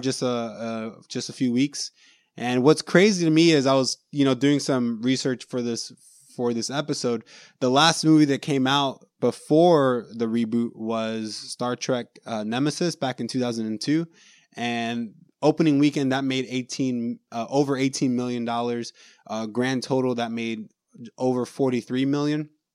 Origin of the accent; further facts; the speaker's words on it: Orlando, Florida, United States; We're from Orlando